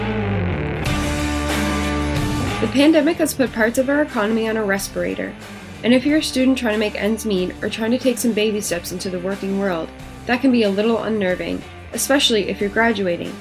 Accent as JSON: {"language": "English", "area": "Cape Breton", "region": "Nova Scotia", "country": "Canada", "said": "I'm from Cape Breton, where we all ride the pogie train"}